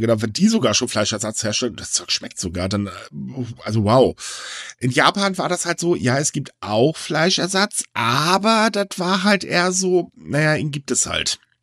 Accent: Germany; Also bei uns in Deutschland

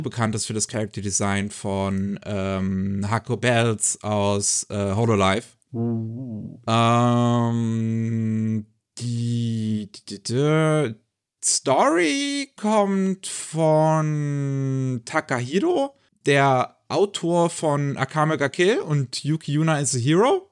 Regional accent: Germany; bei uns in Deutschland

